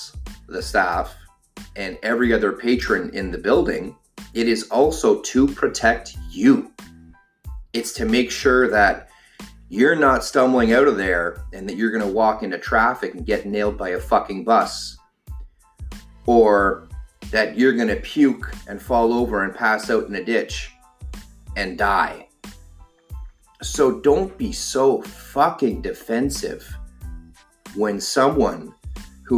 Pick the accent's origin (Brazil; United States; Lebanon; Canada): Canada; Ottawa, Ontario; now in Toronto, Canada; I'm from Ottawa